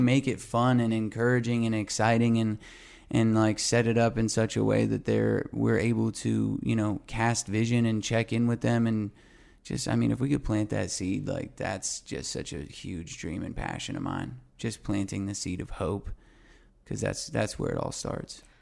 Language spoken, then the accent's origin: English; Albuquerque, New Mexico, United States; now in Los Angeles, United States; my hometown of Albuquerque, New Mexico